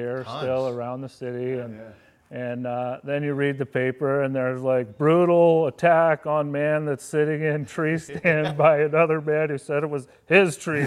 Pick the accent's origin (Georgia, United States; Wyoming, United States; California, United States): Wyoming, United States; moved away as an adult; now in Pittsburgh, United States; We had a 1,000-acre ranch growing up in Wyoming